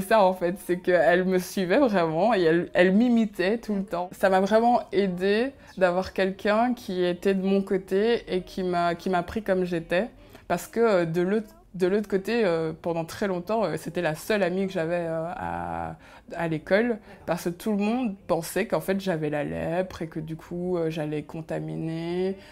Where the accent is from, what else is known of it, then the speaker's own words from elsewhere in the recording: Belgium; first language Kinyarwanda; French is a second language; also born or lived in Congo / Rwanda; je suis arrivée en Belgique suite au génocide, puisqu'il a, y a eu le génocide au Rwanda, et euh, pour euh, se sauver, il a fallu arriver en Belgique